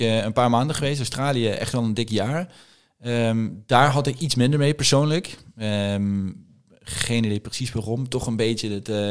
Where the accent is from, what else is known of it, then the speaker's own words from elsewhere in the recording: Limburg, Netherlands; moved away as an adult; also born or lived in Randstad; Ik ben in Limburg opgegroeid.